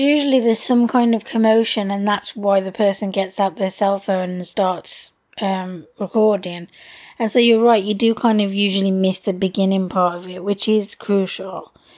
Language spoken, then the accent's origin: English; United Kingdom; us being British